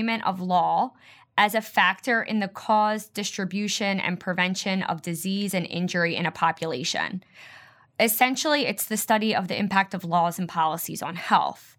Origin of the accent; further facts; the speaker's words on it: Philadelphia, Pennsylvania, United States; I grew up in Philadelphia, and I'm still here